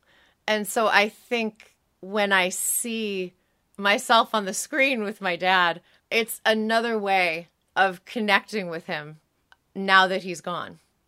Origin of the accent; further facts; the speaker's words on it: San Diego, California, United States; I grew up here in San Diego. I went to UCSD.